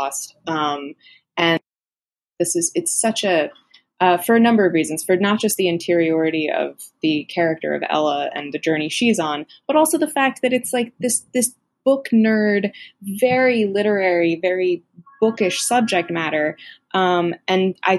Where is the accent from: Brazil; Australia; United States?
United States; I'm American